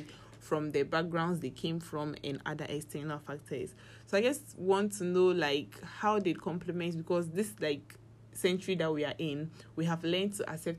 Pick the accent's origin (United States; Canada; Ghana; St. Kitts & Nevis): Ghana; I'm Ghanaian, so Ghana is always on my mind.